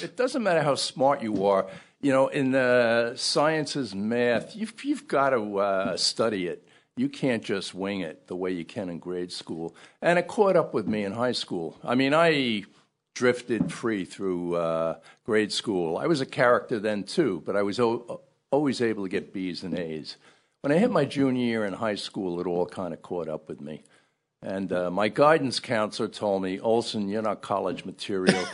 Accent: Ridgefield Park, New Jersey, United States; also born or lived in Brooklyn, New York; I was born in Brooklyn, in Bay Ridge, Brooklyn. But we moved to, uh, northern New Jersey, Ridgefield Park, and that's kinda where I grew up.

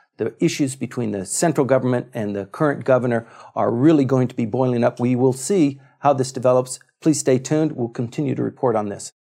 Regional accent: Okinawa, Japan; I grew up in Okinawa

